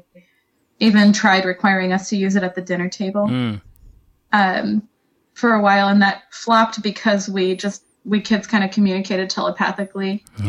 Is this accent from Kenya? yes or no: no; Niger; now in United States; But I grew up in West Africa in Niger Republic.